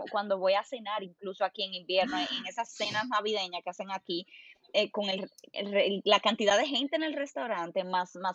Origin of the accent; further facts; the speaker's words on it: Germany; Spanish is a second language; yo soy que, yo que soy alemana y tú que eres la latina